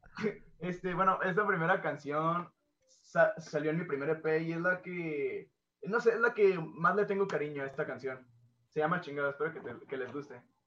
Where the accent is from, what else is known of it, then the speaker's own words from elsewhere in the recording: Guadalajara, Jalisco, Mexico; vengo de Guadalajara